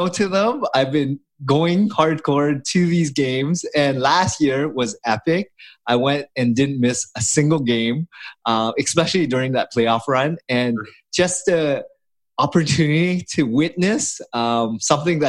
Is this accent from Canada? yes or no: yes; Toronto, Ontario, Canada; I was born here in Canada, but my parents left the Vietnam War I'm the fourth child of an immigrant family, and we didn't have anything growing up